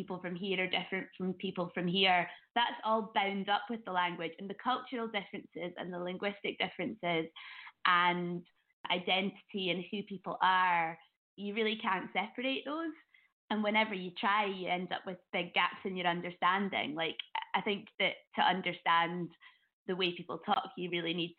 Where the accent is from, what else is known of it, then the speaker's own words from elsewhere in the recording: Edinburgh, Scotland, United Kingdom; I grew up in Edinburgh